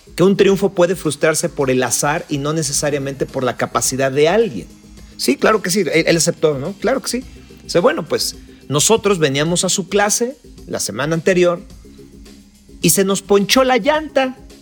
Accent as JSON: {"language": "Spanish", "country": "Mexico", "said": "somos latinos, somos mexicanos"}